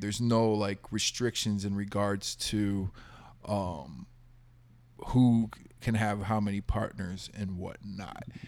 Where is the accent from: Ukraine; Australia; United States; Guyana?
United States; Texas; growing up in Texas